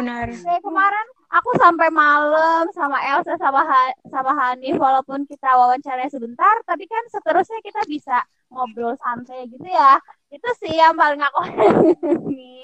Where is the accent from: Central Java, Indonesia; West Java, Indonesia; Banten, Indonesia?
Central Java, Indonesia; Purbalingga; asalnya sama kayak daerah aku kan, Purbalingga